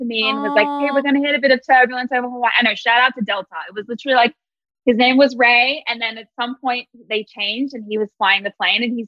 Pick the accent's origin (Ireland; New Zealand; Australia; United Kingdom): Australia; moved away as an adult; also born or lived in Sydney; now in Atlanta, United States; I'm Australian.